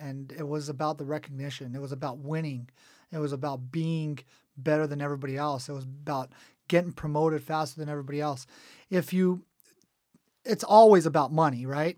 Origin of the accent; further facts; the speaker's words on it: Cerritos, California, United States; also born or lived in Israel / Dana Point; We actually moved, uh, to Cerritos, and that's where I grew up. I went through, uh, third grade all the way through high school